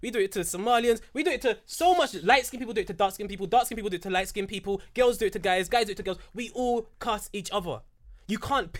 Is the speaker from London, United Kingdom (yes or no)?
yes; London, United Kingdom; We're from London, fam.